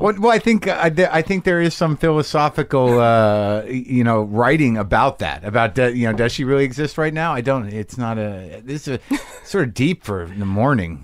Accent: Albuquerque, New Mexico, United States; moved away; in Albuquerque, in my hometown, literally three or four blocks from where I grew up

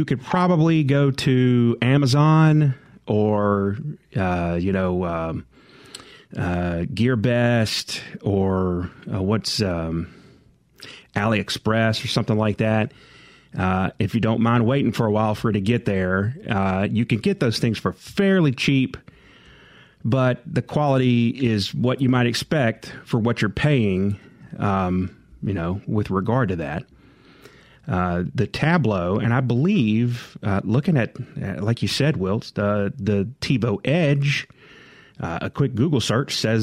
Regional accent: Jackson, Mississippi, United States; growing up in Jackson

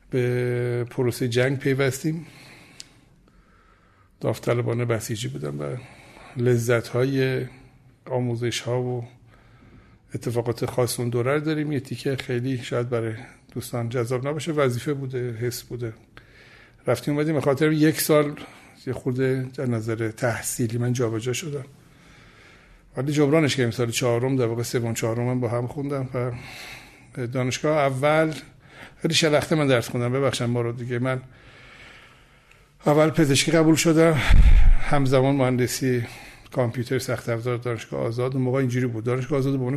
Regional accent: Tehran, Tehran Province, Iran; خودم پدرم مادرم تهران دنیا آمدیم در محل نارمک تهران در واقع دنیا آمدم و بزرگ شدم

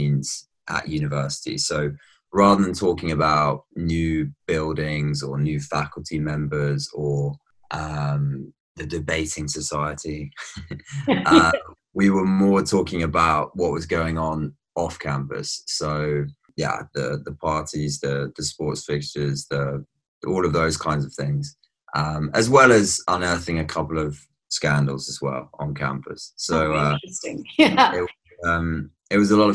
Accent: Brighton, South East England, United Kingdom; now in Amsterdam, Netherlands; I grew up in Brighton, but my family's actually from the West Country

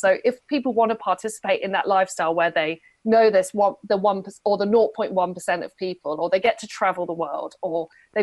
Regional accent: United Kingdom; I'm a British woman

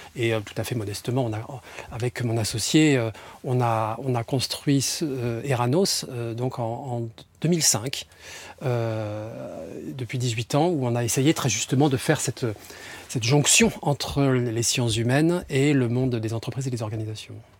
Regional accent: near Aix-en-Provence, Provence-Alpes-Côte d'Azur, France; moved away as an adult; now in Paris, France; moi je suis un méridional au départ. je suis né du côté d'Aix-en-Provence.

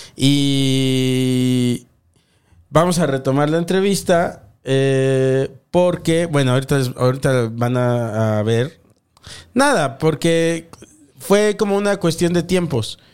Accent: Morelos, Mexico; yo soy del estado de Morelos

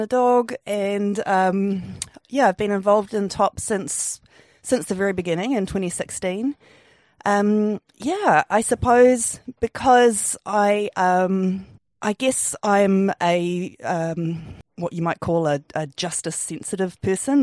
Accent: Wellington, New Zealand; I'm, I'm from Wellington. I grew up, grew up here with my family

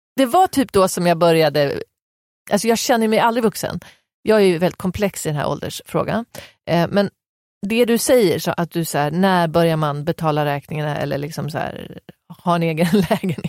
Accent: Västerås, Västmanland, Sweden; jag är från Västerås

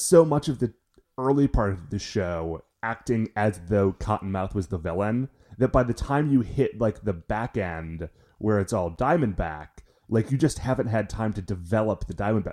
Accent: Cleveland, Ohio, United States; we're from Cleveland

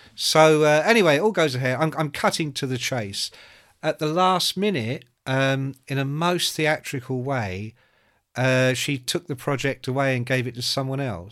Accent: Ireland; I'm Irish

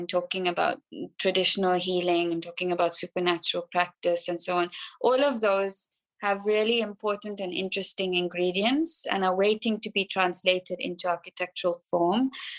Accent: South Africa; I'm South African, and so much of our history, so much of our struggle history really is also told through people like … and …, through Radio Freedom.

